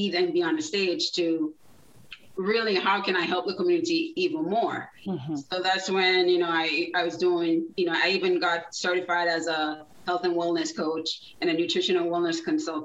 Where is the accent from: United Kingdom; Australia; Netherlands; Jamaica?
Jamaica; moved away as an adult; now in South Florida, United States; I was born in Jamaica. So I lived there about 19 years